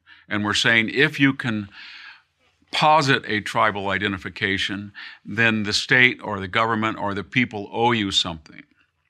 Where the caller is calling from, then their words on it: Hillsdale, Michigan, United States; And so I'm speaking from Hillsdale, Michigan, and when I ride my bike, I see some of the poorest people that I've ever seen in rural Michigan.